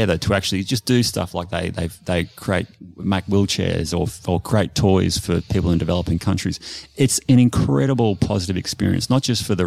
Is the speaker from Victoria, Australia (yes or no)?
yes; Bendigo, Victoria, Australia; I grew up in Bendigo, by the way, in country Victoria, which is a beautiful town.